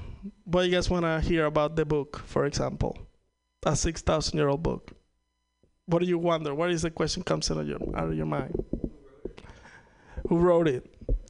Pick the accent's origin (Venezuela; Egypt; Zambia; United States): Venezuela; English is a second language; I'm from Venezuela. If you ever wonder what it's like to lose 99.9999% of the value of your money, been there, done that. It's not fun. That's why I'm speaking to you in my second fucking language, you know what I mean? I wish I could be doing this in Spanish